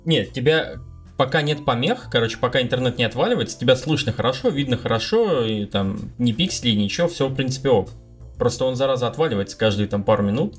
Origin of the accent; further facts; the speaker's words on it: Murmansk, Murmansk Oblast, Russia; moved away as an adult; я же из Мурманска